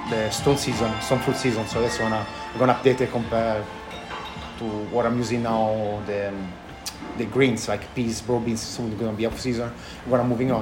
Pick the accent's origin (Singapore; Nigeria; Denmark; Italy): Italy; Tuscany; English is a second language; moved away as an adult; also born or lived in London / Sydney; now in Melbourne, Australia; I grew up in the countryside in a little farm